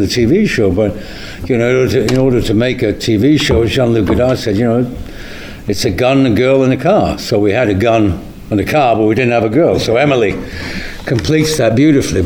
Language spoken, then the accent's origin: English; Manchester, North West England, United Kingdom; we're from the same town. We're from the Manchester. We're both from there